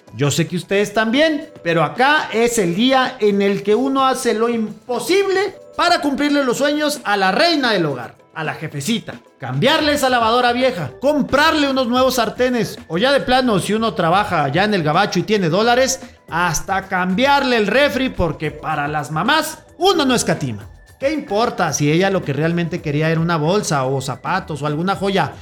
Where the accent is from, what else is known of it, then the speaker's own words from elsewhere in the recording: Mexico; como buen mexicano que soy